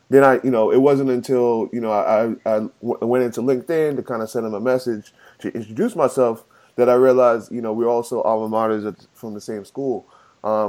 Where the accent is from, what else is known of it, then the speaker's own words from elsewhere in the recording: New York, United States; I grew up in New York. And, you know, Queens, New York